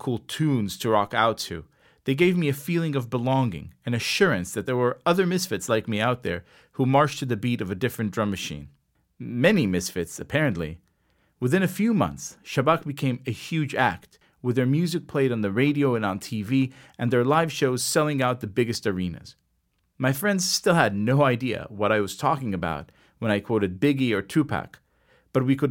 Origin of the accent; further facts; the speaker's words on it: Herzliya, Tel Aviv District, Israel; first language Hebrew; English is a second language; I came from Herzliya, and I wanted to listen to music in my own language